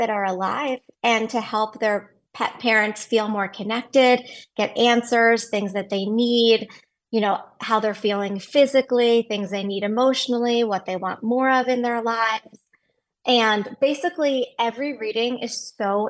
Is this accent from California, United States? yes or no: no; Philadelphia, Pennsylvania, United States; moved away as an adult; now in Texas, United States; I moved to Texas in 98 and I grew up actually in Philadelphia. So I'm an East Coaster